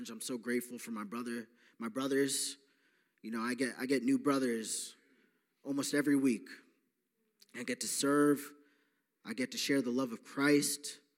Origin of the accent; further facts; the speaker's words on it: Long Island, New York, United States; I am from Long Island, New York. I am 28 years old. Uh, just like Ray, I grew up uh, with a good family, but I was raised Catholic.